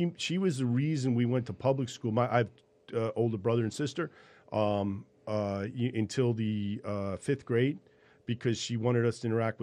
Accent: New York City, New York, United States; moved away as an adult; I grew up in West Village in New York City

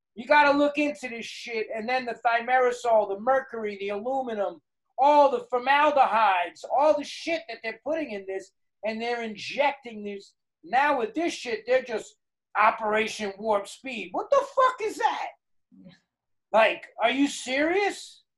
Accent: New York City, New York, United States; I'm a New Yorker

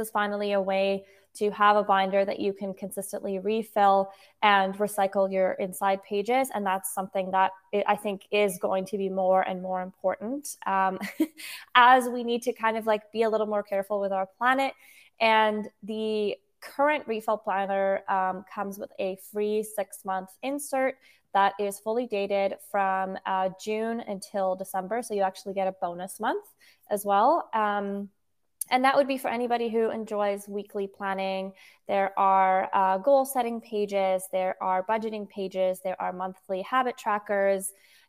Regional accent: Switzerland; I was born in Switzerland. I grew up there, and I'm also half Dutch

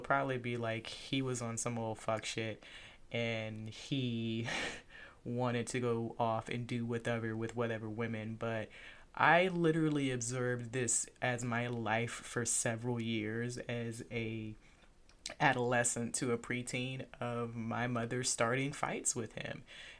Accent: Lufkin, Texas, United States; born there; So I was born in Texas. I was born in a little town called Lufkin.

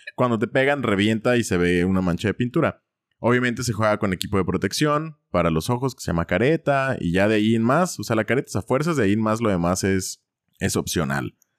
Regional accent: Ciudad Guzmán, Jalisco, Mexico; ahí en Ciudad Guzmán, de donde soy yo

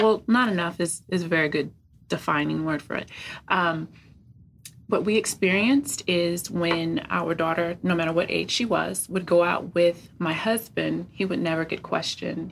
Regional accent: California, United States; I was young and I am from California

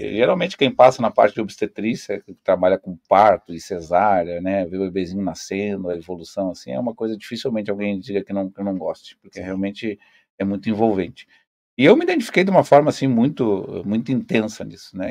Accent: Pelotas, Rio Grande do Sul, Brazil; moved away as an adult; now in Foz do Iguaçu, Brazil; eu sou, na verdade, sou natural de Pelotas

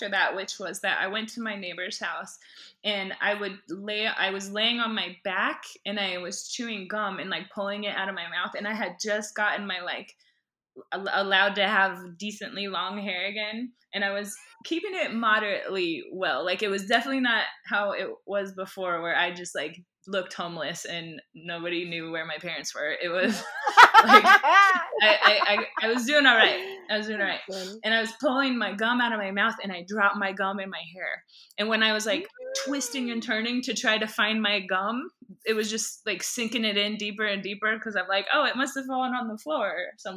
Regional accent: Boulder, Colorado, United States; also born or lived in Minnesota; I grew up in Boulder, Colorado, but that's where we spent our holidays and summers

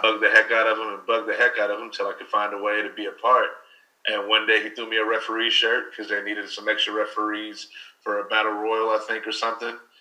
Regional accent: Louisville, Kentucky, United States; growing up where I grew up here in Louisville

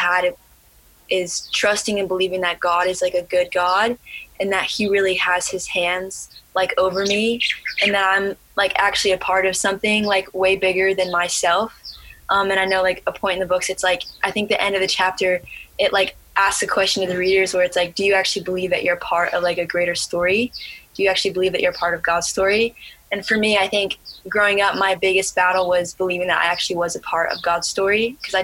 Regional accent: Ohio, United States; also born or lived in Alaska; I had just moved from my home state, Alaska, to a new state. My family's now living in Ohio.

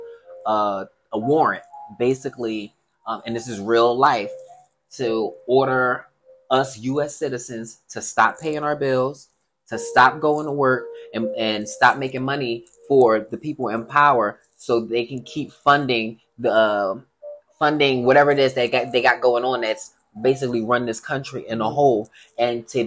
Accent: Chester, Pennsylvania, United States; I was raised in Chester

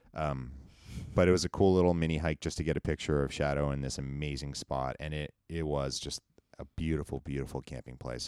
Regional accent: United States; I grew up in Tahoe

